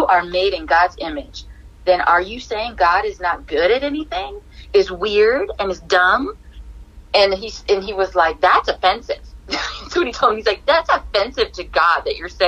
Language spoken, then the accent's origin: English; Hawaii, United States; I am a DJ from Hawaii